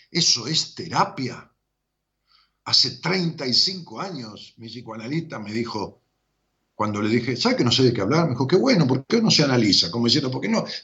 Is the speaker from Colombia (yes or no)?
yes; Colombia; que soy colombiana